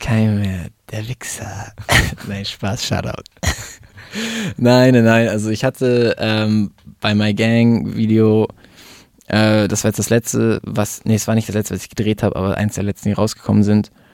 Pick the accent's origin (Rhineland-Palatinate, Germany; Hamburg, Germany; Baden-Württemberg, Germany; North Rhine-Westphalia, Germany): Hamburg, Germany; moved away as an adult; also born or lived in Munich; now in Italy; Ich bin in München geboren. Bin dann, glaube ich, nach der zweiten Klasse mit meiner Mutter nach Hamburg gezogen.